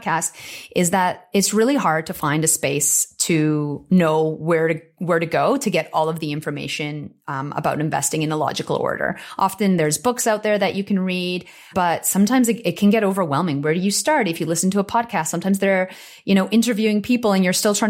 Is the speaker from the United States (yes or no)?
no; Canada; now in Australia; I'm originally from Canada